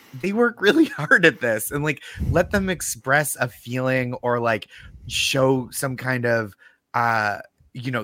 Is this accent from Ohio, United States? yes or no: no; Boston, Massachusetts, United States; now in New York, United States; I'm from Boston, but I live in New York